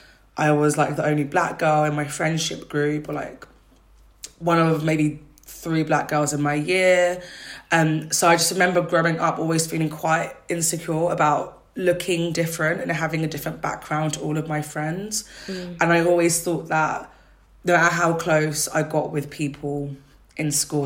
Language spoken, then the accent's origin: English; Brentwood, East of England, United Kingdom; I'm from Brentwood, and it was like Brentwood was towie.